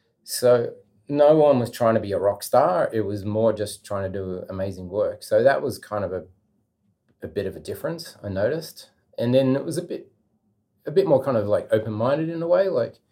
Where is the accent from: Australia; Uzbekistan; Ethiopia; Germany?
Australia; I'm coming from Australia and I want to work for free for a week.